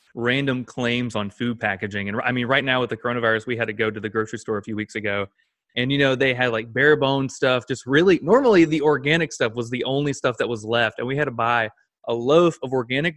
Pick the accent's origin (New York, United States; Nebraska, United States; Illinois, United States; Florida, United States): Florida, United States; Blountstown; I grew up in Bluntstown. We have Bluntstown, Florida